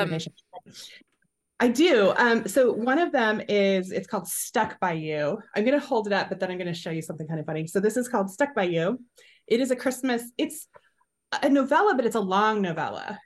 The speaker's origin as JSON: {"language": "English", "country": "United States", "tie": "born or raised there", "also_born_or_lived": "Nebraska / Iowa", "said": "I've grown up in Nebraska and Iowa"}